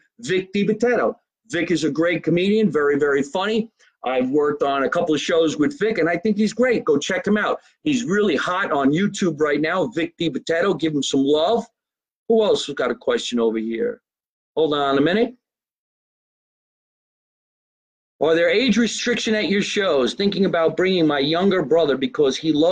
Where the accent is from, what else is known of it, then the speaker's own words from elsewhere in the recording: Scotch Plains, New Jersey, United States; my hometown, Scotch Plains, New Jersey